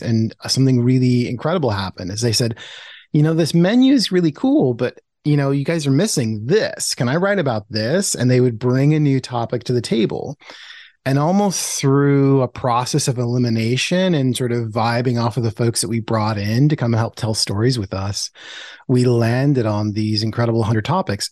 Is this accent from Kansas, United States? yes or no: no; Portland, Oregon, United States; born or raised there